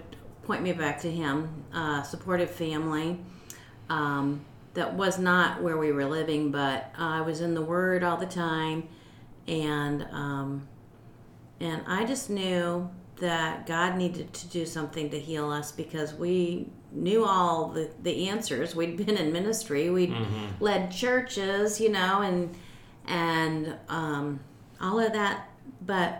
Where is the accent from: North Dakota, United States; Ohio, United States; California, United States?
Ohio, United States; I grew up in Ohio